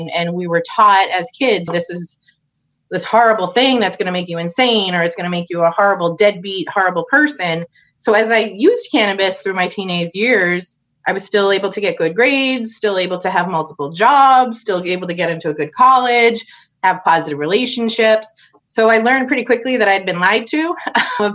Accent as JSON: {"language": "English", "town": "Holden", "region": "Massachusetts", "country": "United States", "tie": "born or raised there", "said": "I grew up right outside of Worcester in a little town called Holden, about halfway between downtown Worcester and Wachusett Mountain."}